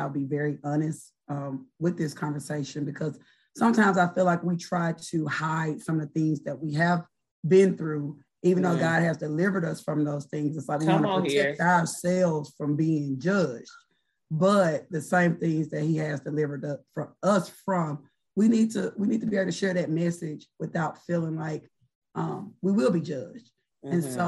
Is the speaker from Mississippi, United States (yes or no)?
yes; Oxford, Mississippi, United States; I'm originally from Oxford, Mississippi